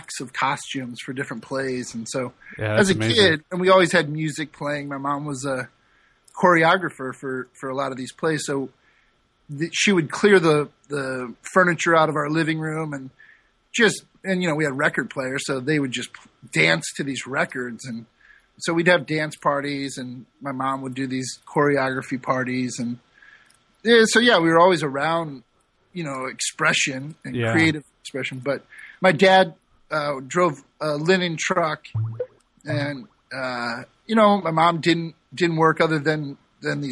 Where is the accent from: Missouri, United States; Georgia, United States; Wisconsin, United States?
Missouri, United States; St. Louis; accent: nasally; moved away as an adult; also born or lived in San Francisco / Sausalito / Napa; I grew up in St. Louis and then moved to San Francisco in 98